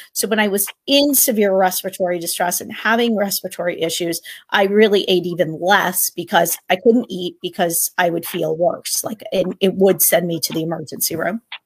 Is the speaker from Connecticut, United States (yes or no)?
yes; Connecticut, United States; I am from Connecticut